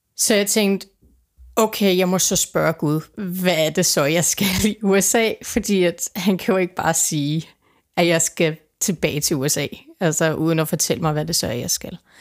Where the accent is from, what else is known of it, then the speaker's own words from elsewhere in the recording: Denmark; jeg kommer fra Danmark